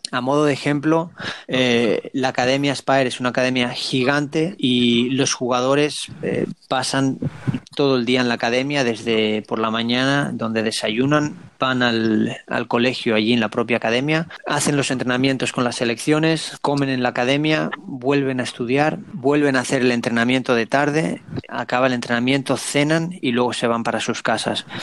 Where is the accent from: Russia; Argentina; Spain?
Spain; moved away as an adult; also born or lived in United States; now in Montevideo, Uruguay